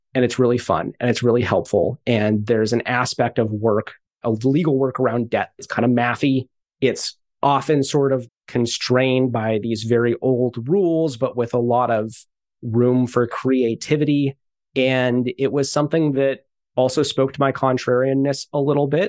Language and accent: English; Santa Barbara, California, United States; I grew up in Santa Barbara.